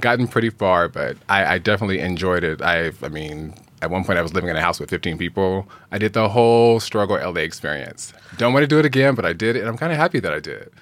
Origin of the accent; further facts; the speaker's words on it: Phoenix, Arizona, United States; moved away as an adult; now in Los Angeles, United States; I'm from Phoenix, Arizona, originally.